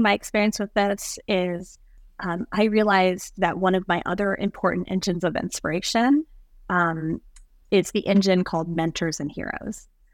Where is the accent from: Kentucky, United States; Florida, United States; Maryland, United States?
Kentucky, United States; I grew up in Kentucky and we were around horses